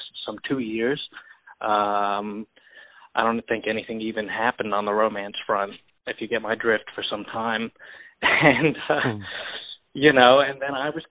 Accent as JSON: {"language": "English", "town": "Milan", "region": "Lombardy", "country": "Italy", "tie": "born or raised there", "moved": "yes", "said": "I was born in Italy, in Milan"}